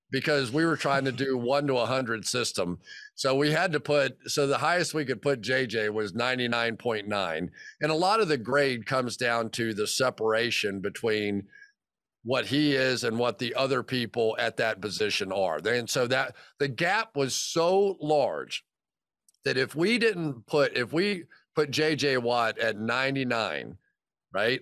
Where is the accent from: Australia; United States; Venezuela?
United States; Florida; I grew up in Florida